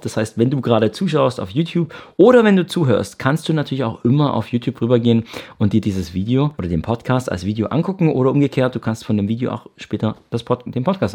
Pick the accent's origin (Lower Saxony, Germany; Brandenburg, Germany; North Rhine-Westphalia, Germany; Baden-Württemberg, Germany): Baden-Württemberg, Germany; Ravensburg; moved away as an adult; also born or lived in Canada; Ich komme aus Ravensburg im Süden von Deutschland, bin hier auch aufgewachsen